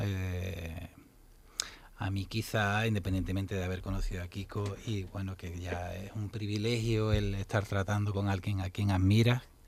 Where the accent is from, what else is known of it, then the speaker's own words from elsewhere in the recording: Los Palacios y Villafranca, Andalusia, Spain; yo soy de pueblo, soy de los Palacios, de un pueblecito ahí cercano a Sevilla